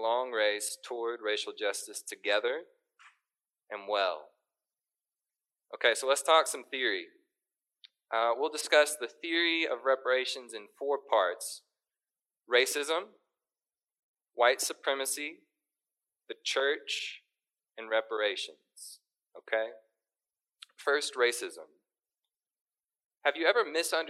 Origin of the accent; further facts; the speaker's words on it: Little Rock, Arkansas, United States; now in Fayetteville, United States; I was born and raised in Little Rock, and I came to Northwest Arkansas for college and stayed